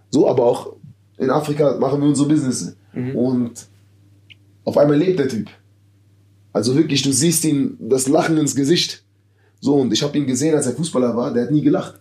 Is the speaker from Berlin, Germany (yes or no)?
yes; Berlin, Germany; born or raised there; moved away as an adult; now in Madrid, Spain